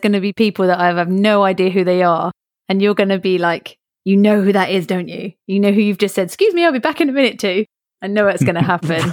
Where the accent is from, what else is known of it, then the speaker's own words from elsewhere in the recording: England, United Kingdom; born and raised in England